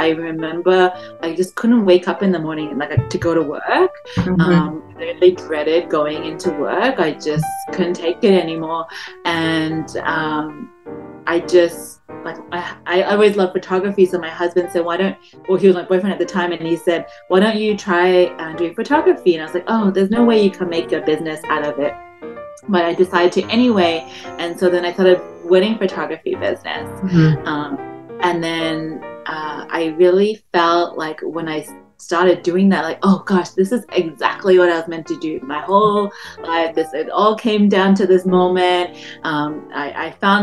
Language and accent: English; Melbourne, Victoria, Australia; moved away as an adult; also born or lived in Malaysia; now in Toronto, Canada; I grew up in Melbourne